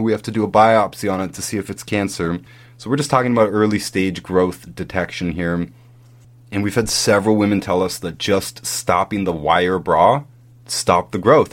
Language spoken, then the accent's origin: English; Canada; When I was growing up in Canada, we all did the Terry Fox run